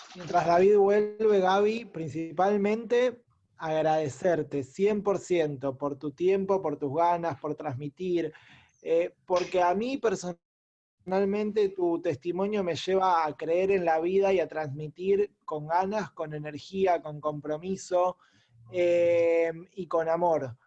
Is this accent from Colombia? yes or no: no; Argentina; como judíos argentinos